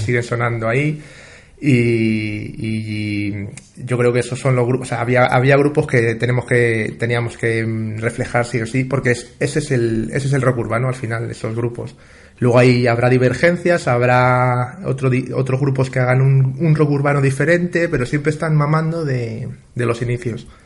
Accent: Madrid, Community of Madrid, Spain; also born or lived in Bustares, Guadalajara; yo soy, estamos afincados en Madrid, yo soy madrileño, pero mi padre eh, era manchego

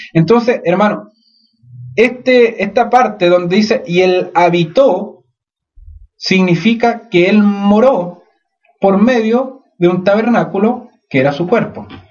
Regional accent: Chile; nosotros como chilenos

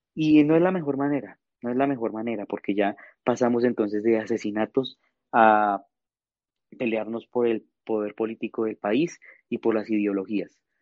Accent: Colombia; nosotros como colombianos

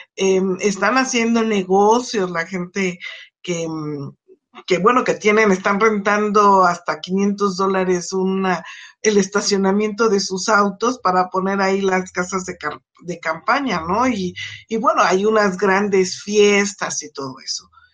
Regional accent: Mexico; como mexicanos

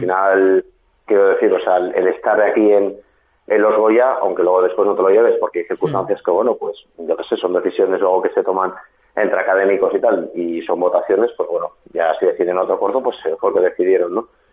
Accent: Asturias, Spain; yo como actor que soy asturiano

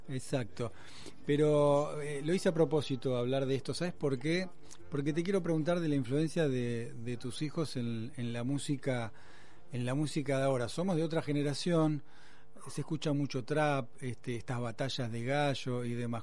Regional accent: Argentina; somos autorreferenciales los argentinos

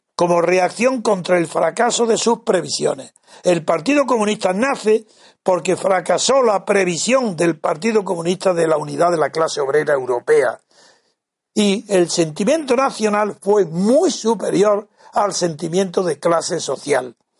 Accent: Órgiva, Andalusia, Spain; mi pueblo Orgiva

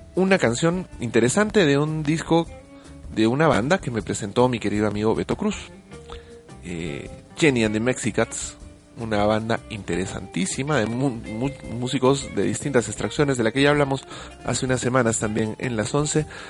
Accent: Peru; Yo me siento muy avergonzado también como peruano

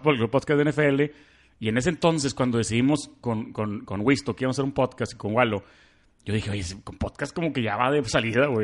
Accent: Monterrey, Nuevo León, Mexico; soy de Monterrey, soy súper fan de Jaguars, tengo 30 años

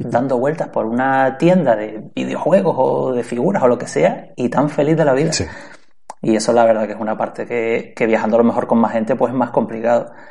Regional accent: Canary Islands, Spain; yo soy de Canarias

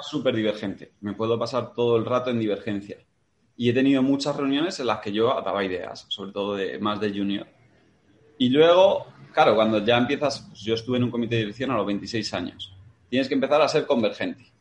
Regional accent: Madrid, Community of Madrid, Spain; also born or lived in Matapozuelos; madrileño, 33

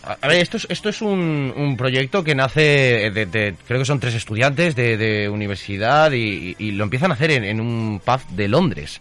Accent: Valencian Community, Spain; formo parte de una compañía residente en Valencia, yo soy valenciano

